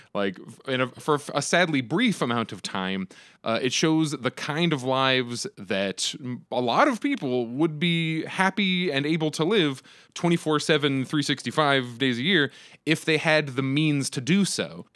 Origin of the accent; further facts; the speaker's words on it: Phoenix, Arizona, United States; I'm from Phoenix, that's where I live